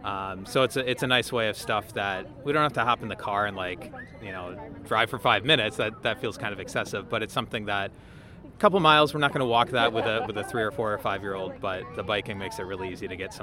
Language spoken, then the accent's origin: English; Milwaukee, Wisconsin, United States; I'm from the Washington Heights neighborhood in Milwaukee.